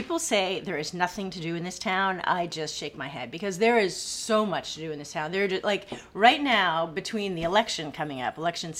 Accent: Maine, United States; moved away as an adult; also born or lived in Boston / California; now in Corpus Christi, United States; We moved to California. And then, Maine. I'm from Maine.

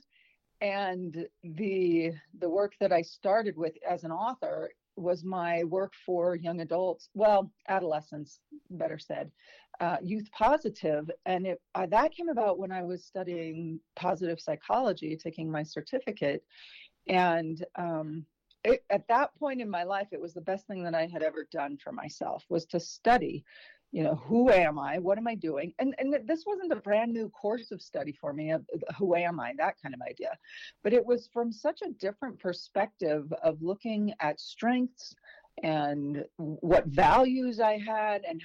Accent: Fallon, Nevada, United States; also born or lived in Elko, Nevada / Virginia / Reno, Nevada; I was born in Elko, Nevada, and then raised in Fallon. So both rural agricultural towns out in the beauty of northern Nevada.

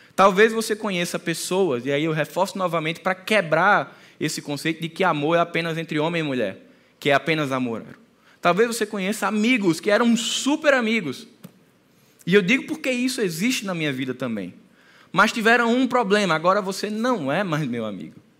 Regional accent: Northeast Region, Brazil; A gente é nordestino.

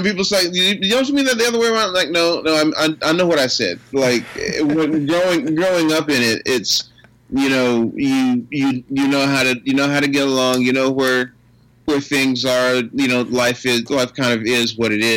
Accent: Pine Bluff, Arkansas, United States; accent: South Arkansas; I grew up in South Arkansas, and so I speak South Arkansas

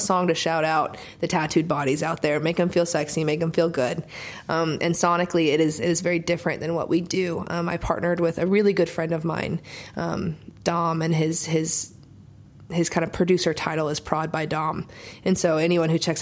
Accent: Oklahoma, United States; now in Nashville, United States; growing up in Oklahoma and writing by myself all the time

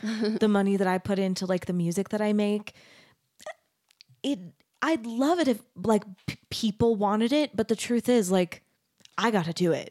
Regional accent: Arizona, United States; moved away as an adult; also born or lived in Texas; I grew up in Arizona

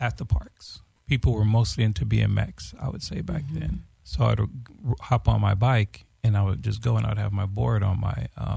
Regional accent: Los Angeles, California, United States; also born or lived in Watts, Los Angeles / Florence, Los Angeles; I was raised in Venice

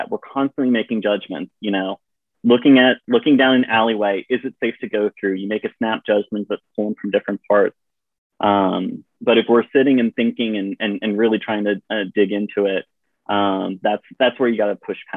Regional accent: Virginia, United States; born there; So you know, I uh, I was born in Virginia. We moved around a bit, um, but y'all has somehow stuck in my uh, vocabulary

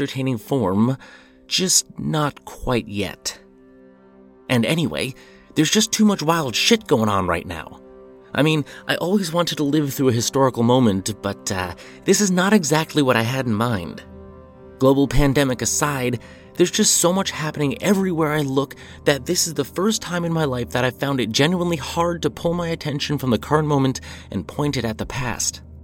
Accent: United States; now in Brooklyn, United States; I'm an American, born and bred

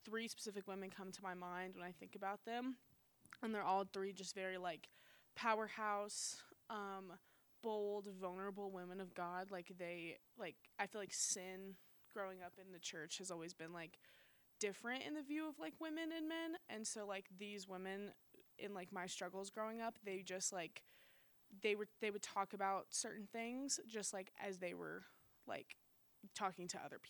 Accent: Texas, United States; now in San Pedro, United States; I'm originally from Texas.

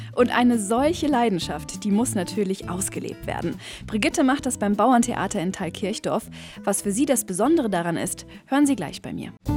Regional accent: Allgäu, Germany; Brauchtum, das bei uns im Allgäu noch richtig gelebt wird

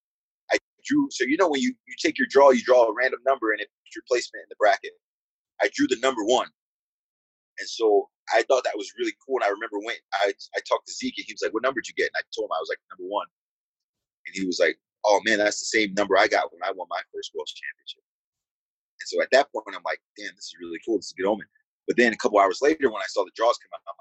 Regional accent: United States; moved away as an adult; also born or lived in Lincoln, Nebraska; my hometown's 23 miles from Philly

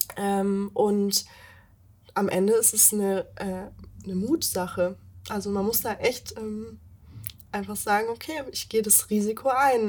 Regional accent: Meersburg, Baden-Württemberg, Germany; moved away as an adult; now in Stuttgart, Germany; ich komme ursprünglich vom Bodensee, aus Meersburg

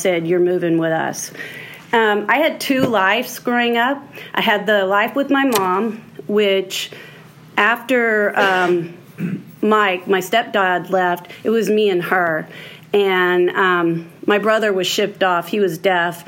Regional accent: Houston, Texas, United States; I was born in Houston, Texas.

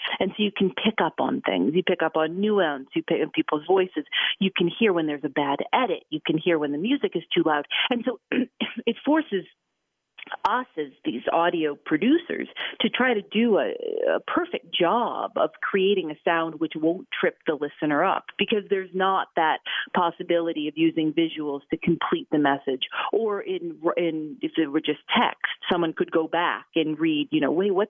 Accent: Chicago, Illinois, United States; My father was in radio. I grew up in Chicago around some pretty radio, you know, greats.

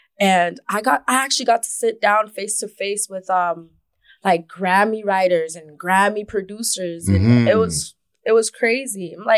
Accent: Scarborough, Ontario, Canada; I'm from Galloway.

